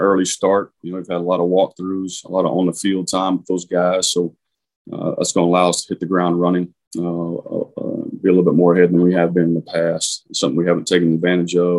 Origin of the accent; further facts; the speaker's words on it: Oklahoma, United States; moved away as an adult; also born or lived in Virginia; growing up in Oklahoma